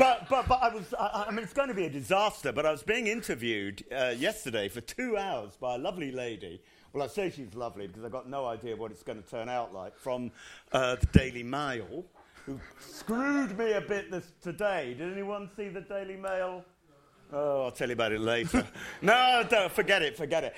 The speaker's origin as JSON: {"language": "English", "town": "Rottingdean", "region": "South East England", "country": "United Kingdom", "said": "because I'm actually from Rottingdean near Brighton."}